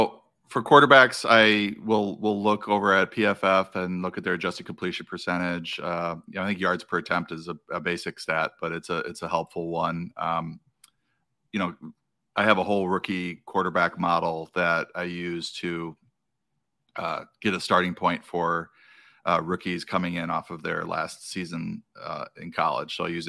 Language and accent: English; Wisconsin, United States; Yeah, I grew up in Wisconsin, outside of Milwaukee, and a lifelong.